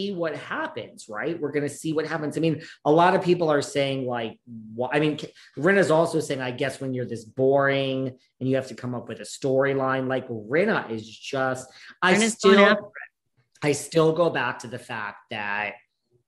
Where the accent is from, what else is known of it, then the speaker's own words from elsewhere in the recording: New York, United States; I'm a New Yorker.